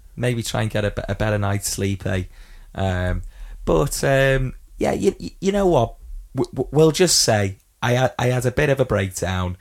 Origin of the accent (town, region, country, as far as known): Widnes, North West England, United Kingdom